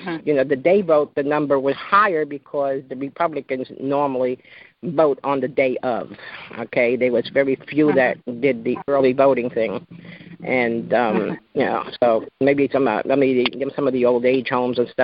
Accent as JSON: {"language": "English", "region": "New York", "country": "United States", "also_born_or_lived": "Georgia", "moved": "as an adult", "said": "It's my adopted state. I'm originally from New York"}